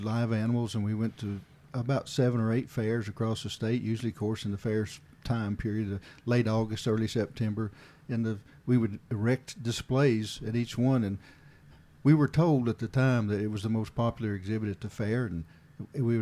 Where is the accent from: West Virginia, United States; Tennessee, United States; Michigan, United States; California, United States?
Tennessee, United States; Hawkins County, East; I grew up in a fairly rural area of East Tennessee in Hawkins County